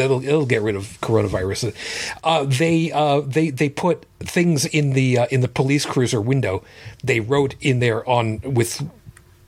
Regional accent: Long Island, New York, United States; also born or lived in Brooklyn; I was born in Brooklyn, raised on Long Island.

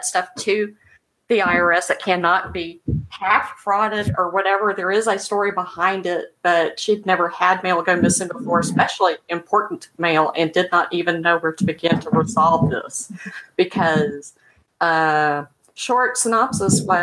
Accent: Memphis, Tennessee, United States; From where I'm from, my hometown

